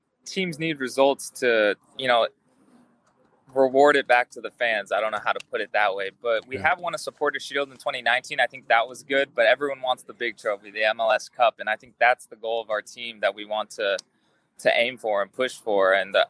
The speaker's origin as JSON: {"language": "English", "town": "Las Vegas", "region": "Nevada", "country": "United States", "tie": "born or raised there", "also_born_or_lived": "Tucson, Arizona", "moved": "yes", "lives_now": "Los Angeles, United States", "said": "I grew up in Las Vegas"}